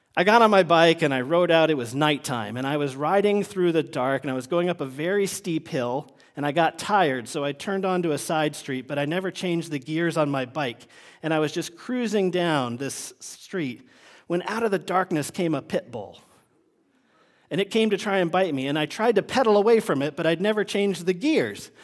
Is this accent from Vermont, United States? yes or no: yes; Vermont, United States; moved away; when I was growing up in Vermont